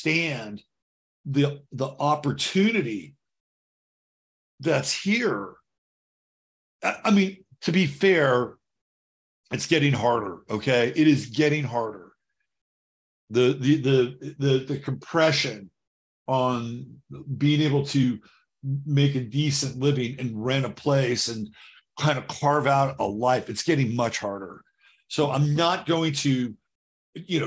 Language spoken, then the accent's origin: English; United States; my country, the country that I've grown up